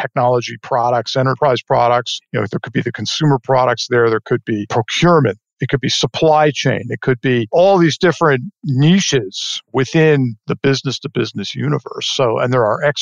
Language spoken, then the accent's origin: English; Port Washington, New York, United States; moved away as an adult; now in Texas, United States; I grew up in New York on Long Island, to be specific, and grew up in a nice, beautiful little town called Port Washington on the north shore of Long Island